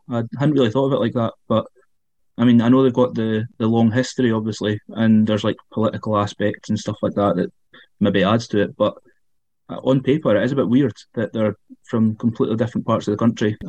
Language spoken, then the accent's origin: English; Falkirk, Scotland, United Kingdom; I'm from Falkirk